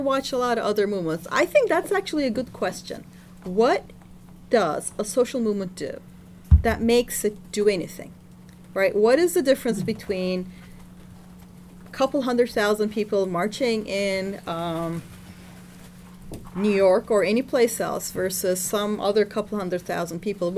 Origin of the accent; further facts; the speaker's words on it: Turkey; when I was growing up in Turkey